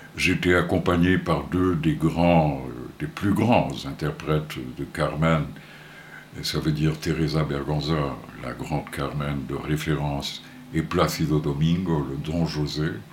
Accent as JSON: {"language": "French", "town": "Porto", "region": "Norte", "country": "Portugal", "tie": "born or raised there", "moved": "yes", "said": "je suis né à Porto, au Portugal"}